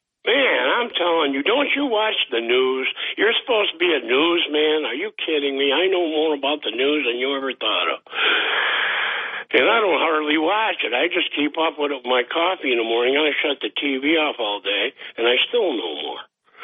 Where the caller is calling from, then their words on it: Boston, Massachusetts, United States; from Boston.